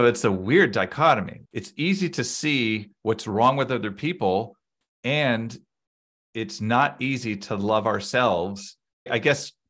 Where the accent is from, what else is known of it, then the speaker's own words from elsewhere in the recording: Boston, Massachusetts, United States; I grew up in the Boston area